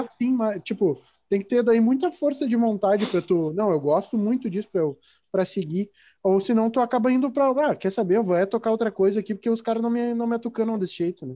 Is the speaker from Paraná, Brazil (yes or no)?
no; Rio Grande do Sul, Brazil; eu me considero gaúcho, eu, eu sou gaudério